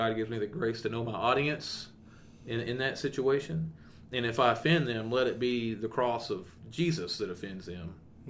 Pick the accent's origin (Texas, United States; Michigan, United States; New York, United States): Texas, United States; East; now in Eastern New Mexico, United States; growing up in East Texas